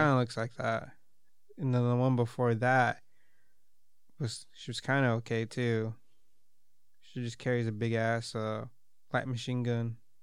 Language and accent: English; United States